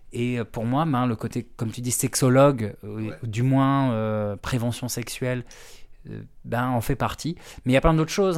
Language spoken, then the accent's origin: French; Brittany, France; now in Paris, France; je suis breton